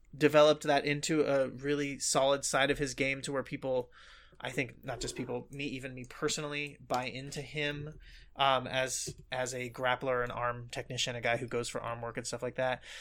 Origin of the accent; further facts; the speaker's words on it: United States; we grew up in America